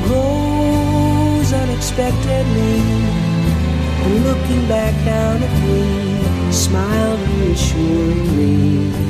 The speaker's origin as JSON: {"language": "English", "town": "Victoria", "region": "British Columbia", "country": "Canada", "tie": "born there", "said": "Just a kid. I was born in Victoria. Just a kid."}